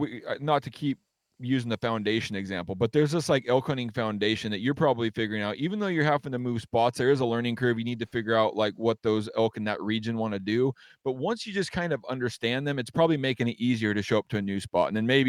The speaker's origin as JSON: {"language": "English", "region": "Washington", "country": "United States", "tie": "born or raised there", "said": "growing up in Western Washington is a lot different aside from maybe like North Idaho, because it's a jungle here, you know?"}